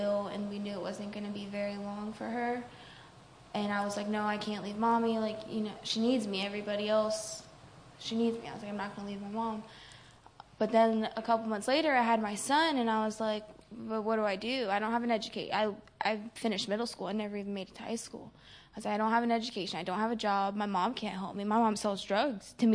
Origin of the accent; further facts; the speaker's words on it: Florida, United States; I'm from Florida